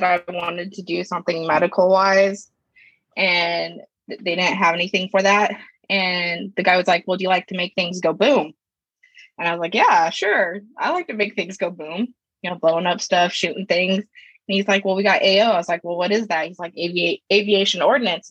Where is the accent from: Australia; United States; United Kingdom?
United States; Grand Junction, Colorado; I'm from the good old Grand Junction, Colorado